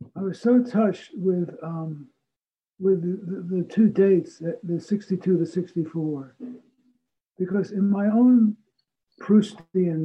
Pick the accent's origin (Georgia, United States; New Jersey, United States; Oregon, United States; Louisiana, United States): New Jersey, United States; New Jersey. Okay. You know, about a half an hour outside of Manhattan